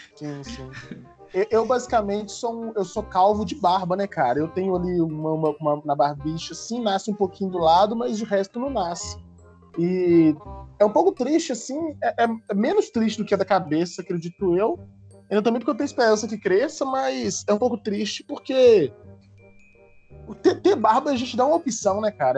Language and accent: Portuguese; Brazil; como brasileiro